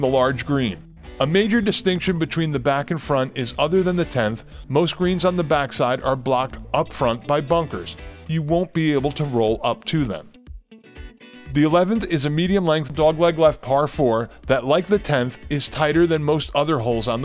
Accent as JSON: {"language": "English", "region": "Northeast", "country": "United States", "tie": "born or raised there", "moved": "yes", "lives_now": "Southern Pines, United States", "said": "many courses I grew up with in the Northeast"}